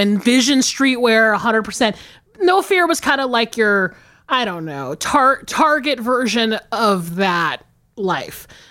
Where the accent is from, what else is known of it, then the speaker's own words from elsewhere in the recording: the South, United States; living and growing up in the South